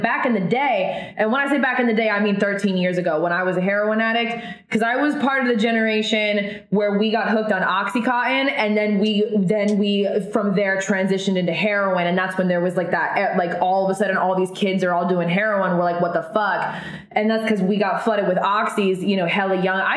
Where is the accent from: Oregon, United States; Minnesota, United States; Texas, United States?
Oregon, United States; that's where I'm from Oregon